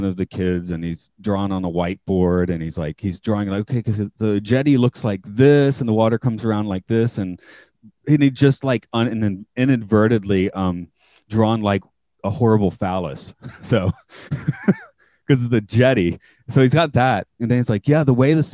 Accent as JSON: {"language": "English", "town": "Atlanta", "region": "Georgia", "country": "United States", "tie": "born or raised there", "moved": "as an adult", "lives_now": "Japan", "said": "I'm from Atlanta."}